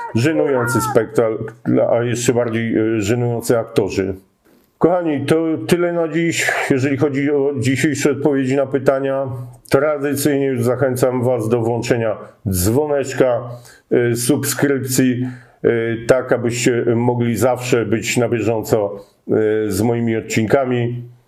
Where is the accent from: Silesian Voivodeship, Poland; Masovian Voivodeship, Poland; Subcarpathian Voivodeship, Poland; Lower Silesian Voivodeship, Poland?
Masovian Voivodeship, Poland; Warsaw; wychowywałem się na, Ocho na Ochockim Rakowcu